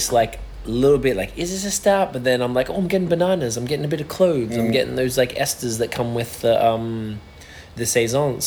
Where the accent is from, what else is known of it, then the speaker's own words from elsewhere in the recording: Australia; now in Quebec, Canada; I'm just an Australian guy.